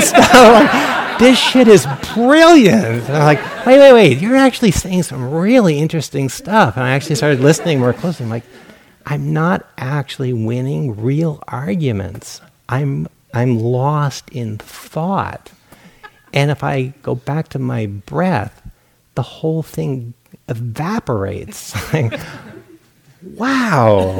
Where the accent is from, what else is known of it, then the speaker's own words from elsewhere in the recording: Rhode Island, United States; moved away as an adult; also born or lived in Portland, Oregon; I grew up in Rhode Island.